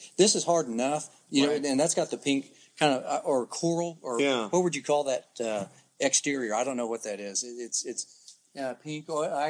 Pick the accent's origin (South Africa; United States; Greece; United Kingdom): United States; Lawton, Oklahoma; You know, Lawton, it was hot because I'm from Lawton